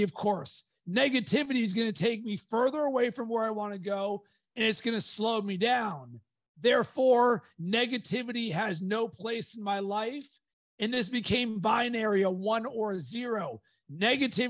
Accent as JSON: {"language": "English", "town": "Pittsburgh", "region": "Pennsylvania", "country": "United States", "tie": "born or raised there", "said": "growing up in Pittsburgh"}